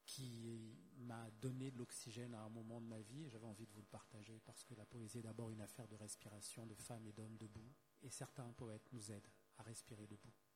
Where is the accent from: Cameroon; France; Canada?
Cameroon; Douala, Littoral; Je suis né à Douala, j'ai grandi à Douala, donc Douala au Cameroun, pays d'Afrique centrale.